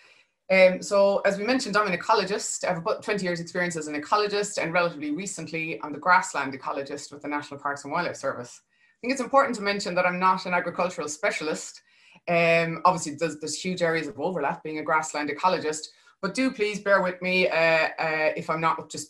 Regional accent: Charleville, Munster, Ireland; I'm from Dairy Country in the Golden Vale, just outside Charleville in North Cork

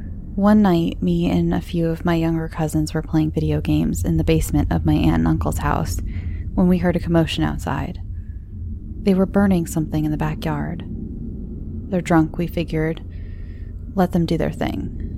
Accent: Cleveland, Ohio, United States; I grew up in Cleveland. The late 80s and early 90s had most of my family living on two streets.

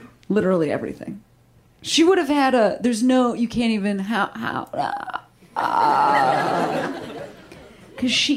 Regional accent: Midwest, United States; I'm from the Midwest.

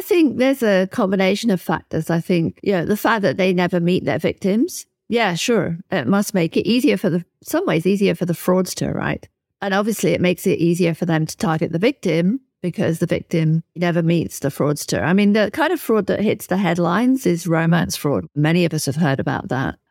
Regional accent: United Kingdom; my home country, in the U K

